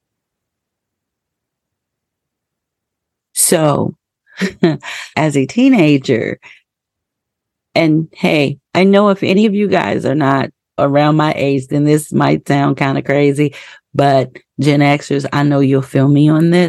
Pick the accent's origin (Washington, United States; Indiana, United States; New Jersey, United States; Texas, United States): Indiana, United States; I was born and raised in the Midwest in Indiana